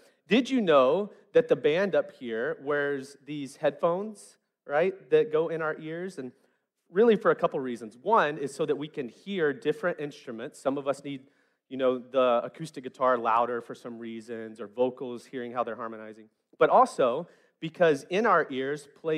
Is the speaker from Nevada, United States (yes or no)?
no; West Memphis, Arkansas, United States; I grew up in West Memphis where rhythm was a language in and of itself